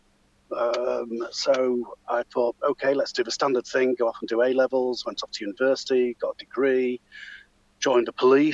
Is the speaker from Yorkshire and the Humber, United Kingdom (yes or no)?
yes; Yorkshire and the Humber, United Kingdom; moved away as an adult; also born or lived in Beverley / York / Pontefract; now in Midlands, United Kingdom; spent many years living around Beverley area, around the York area, so North Yorkshire stroke East Yorkshire lad